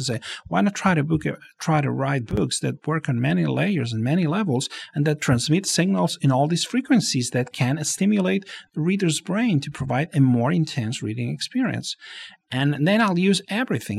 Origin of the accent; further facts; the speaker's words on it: Barcelona, Catalonia, Spain; moved away as an adult; now in Los Angeles, United States; I was born and raised in Barcelona